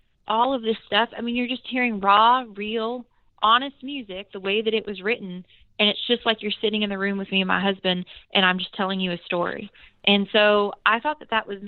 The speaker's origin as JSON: {"language": "English", "town": "Bakersfield", "region": "California", "country": "United States", "tie": "born or raised there", "moved": "yes", "lives_now": "Nashville, United States", "said": "the musical history that my hometown has"}